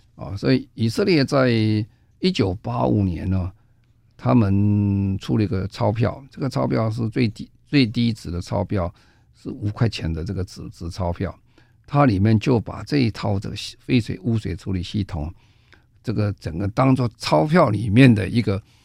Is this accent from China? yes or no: no; Taiwan; 我们在台湾